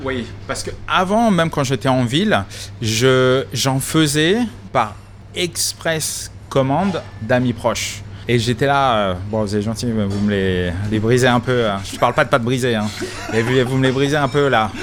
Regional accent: France; also born or lived in Boston; now in Melbourne, Australia; en tant que bon français

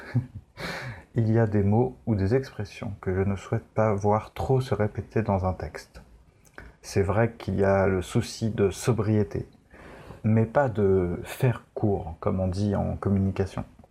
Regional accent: France; on est français

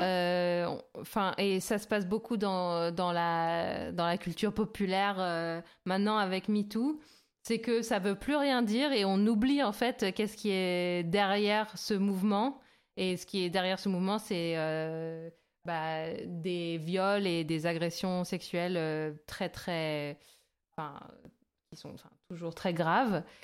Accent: France; nous, bien sûr, en tant que Français

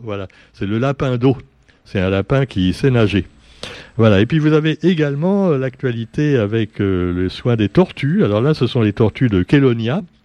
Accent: Réunion; nous sommes des Français avant d'être des Réunionnais

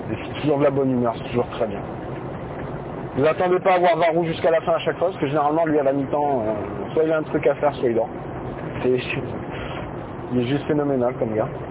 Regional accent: Bordeaux, Nouvelle-Aquitaine, France; je suis de Bordeaux, enfin de la banlieue de Bordeaux, la banlieue externe.

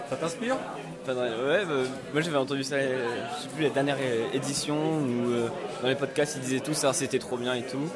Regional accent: Grenoble, Auvergne-Rhône-Alpes, France; je viens de Grenoble

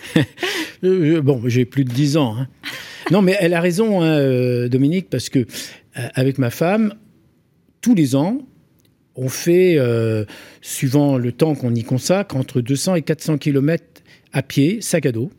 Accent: Corsica, France; je me sens Corse à 100%

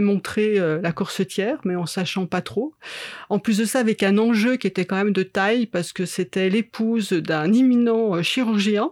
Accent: Chambéry, Auvergne-Rhône-Alpes, France; moved away as an adult; also born or lived in Paris; J'ai grandi sur Chambéry, en fait, sur un petit village euh, sur les hauteurs de Chambéry

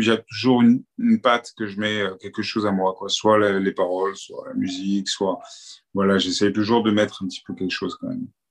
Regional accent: Paris, Île-de-France, France; now in Cannes, France; À la base, je suis né à Paris, j'ai grandi à Paris.

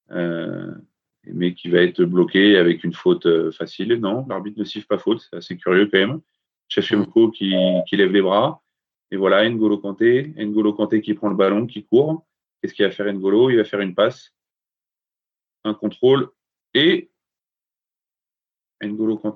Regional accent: Paris, Île-de-France, France; parce que bon hein, je suis parisien j'ai très très mal au cœur de tout joueur

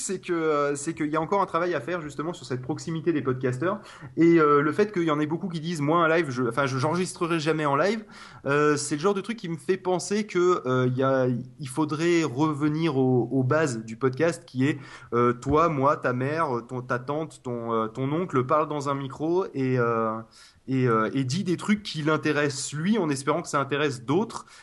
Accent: Toulouse, Occitania, France; je suis de Toulouse

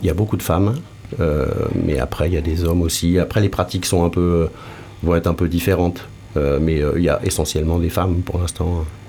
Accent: Paris region, Île-de-France, France; moved away; also born or lived in Lyon / Toulouse; De région parisienne aussi

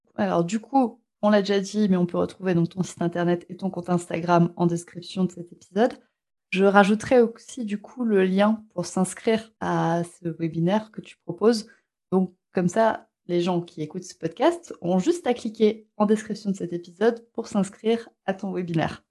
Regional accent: France; chez nous en France

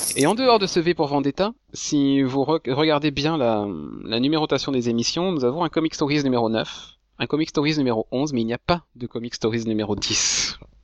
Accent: France; en tant que Français

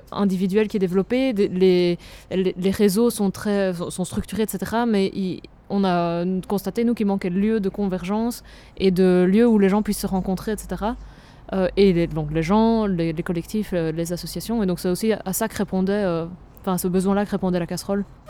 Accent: Namur, Wallonia, Belgium; je viens de Namur

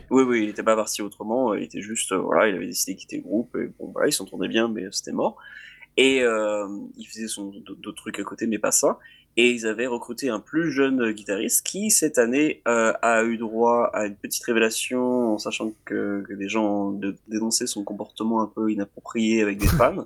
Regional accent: France; en tant que Français

